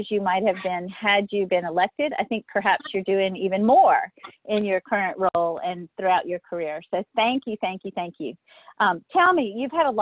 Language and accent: English; Louisiana, United States; I'm from Louisiana. I have the accent